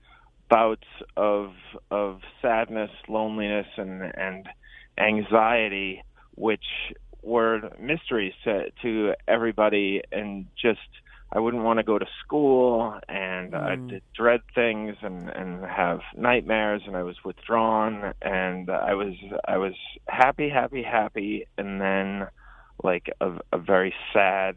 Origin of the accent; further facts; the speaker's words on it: Peabody, Massachusetts, United States; I grew up in Peabody, Massachusetts, which is right next to Salem